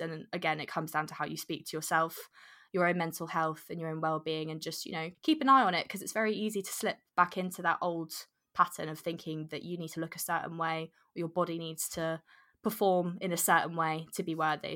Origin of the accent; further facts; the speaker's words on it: Jersey; moved away as an adult; I was born and brought up in Jersey from very young